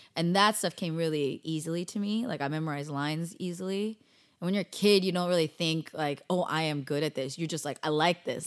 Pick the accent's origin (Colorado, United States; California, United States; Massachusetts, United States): California, United States; Bay Area; moved away as an adult; also born or lived in Davis, California / Daly City, California / San Jose, California / Cupertino, California; now in Los Angeles, United States; total Bay Area girl